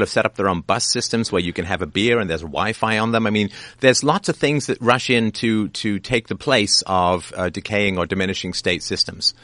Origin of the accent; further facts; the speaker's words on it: Canada; I'm Canadian